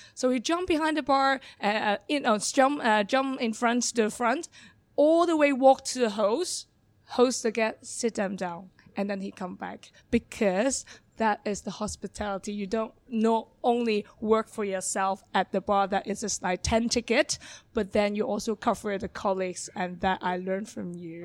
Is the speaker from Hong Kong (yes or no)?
yes; Hong Kong; English is a second language; moved away as an adult; also born or lived in London; born and raised in Hong Kong